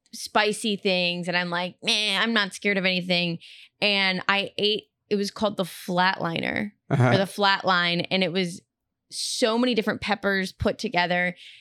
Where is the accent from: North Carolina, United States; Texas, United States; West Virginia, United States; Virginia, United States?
Texas, United States; Houston; And I'm not afraid of roller coasters because we had Astro World growing up in Houston.